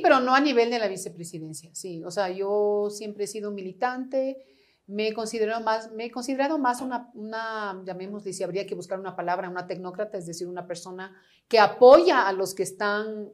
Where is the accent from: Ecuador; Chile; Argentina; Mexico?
Ecuador; La Floresta, Pichincha; la casa de la floresta que te digo, donde yo nací